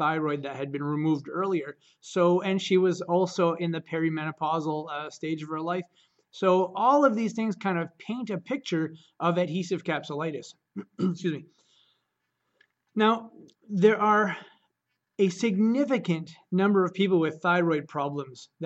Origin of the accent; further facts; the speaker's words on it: Caribou, Maine, United States; I'm from Caribou, Maine